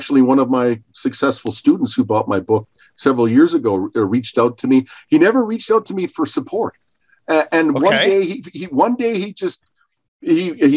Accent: Calgary, Alberta, Canada; I was born in Calgary, Alberta, Canada

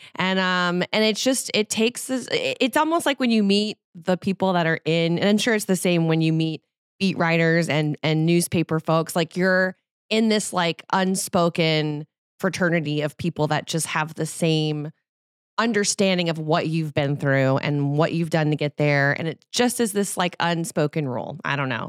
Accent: New Orleans, Louisiana, United States; moved away; I'm from New Orleans

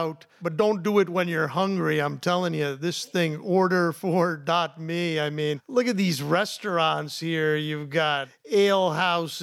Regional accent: New Jersey, United States; moved away; I'm from New Jersey

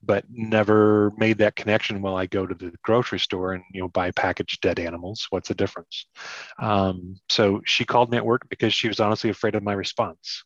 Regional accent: Ohio, United States; I grew up hunting and fishing my whole life. You know, we grew up in Ohio.

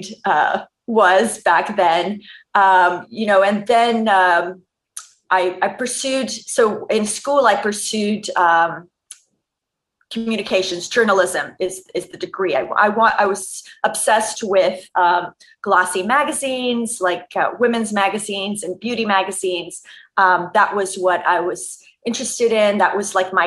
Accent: Montreal, Quebec, Canada; I grew up in Montreal in the province of Quebec, Canada.

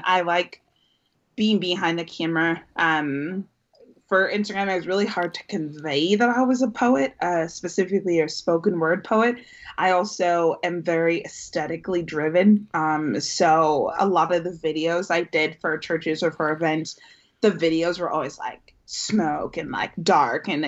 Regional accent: Bay Area, California, United States; moved away as an adult; now in Los Angeles, United States; I am born and raised in the Bay Area

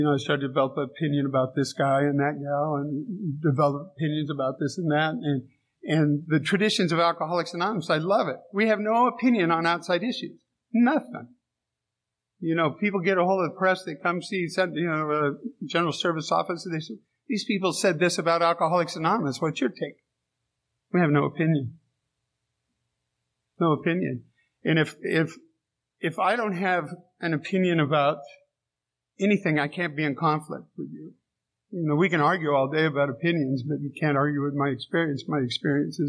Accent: San Diego, California, United States; I grew up in San Diego.

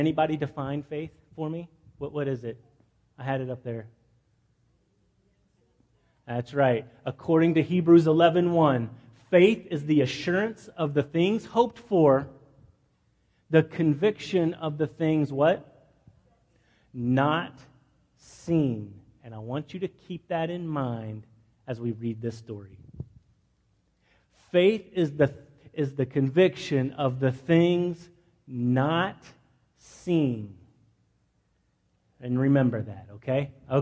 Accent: Midland, Texas, United States; moved away; my hometown. I'm from a town called Midland, Texas

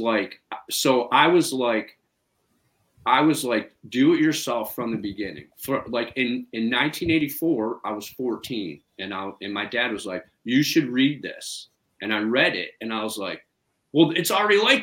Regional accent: Cleveland, Ohio, United States; moved away; also born or lived in Chicago; I grew up in Cleveland.

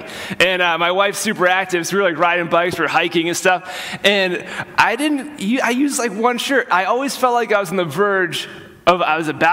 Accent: Vermont, United States; we're from Vermont.

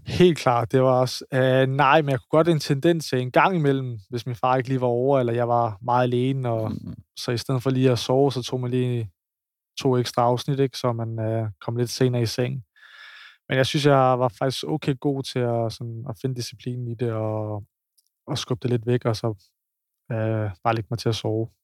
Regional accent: Copenhagen, Capital Region of Denmark, Denmark; now in Odense, Denmark; jeg er fra København

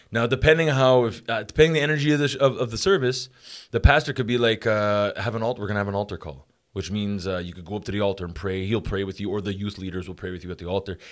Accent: Montreal, Quebec, Canada; I grew up in Montreal

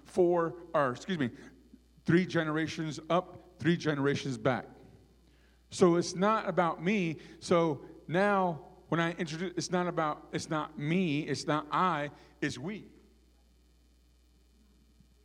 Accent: Arizona, United States; our Navajo people

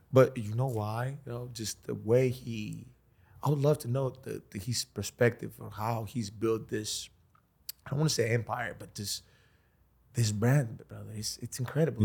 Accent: Greece; I come from Greece

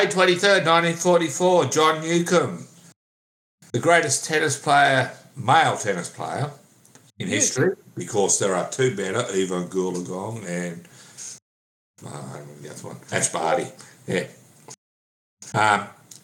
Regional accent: Goulburn, New South Wales, Australia; also born or lived in China; I come from Goulburn.

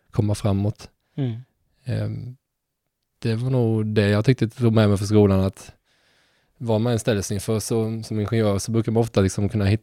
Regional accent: Halmstad, Halland County, Sweden; Så det var därför jag drog mig lite från Halmstad också.

